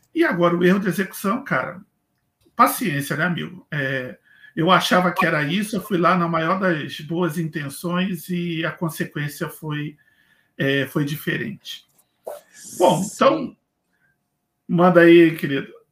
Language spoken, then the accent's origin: Portuguese; Rio de Janeiro, Brazil; moved away as an adult; now in Blumenau, Brazil; eu saí do Rio de Janeiro há sete anos, eu moro atualmente em Blumenau, Santa Catarina